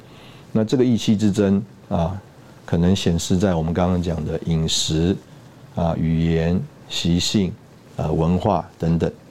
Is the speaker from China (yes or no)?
yes; China; 我们中国人吃饭用筷子啊，比这个西方人高明多了